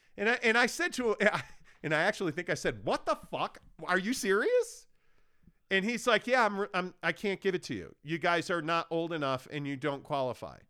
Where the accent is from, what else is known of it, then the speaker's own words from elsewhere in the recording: Chicago, Illinois, United States; I grew up in Chicago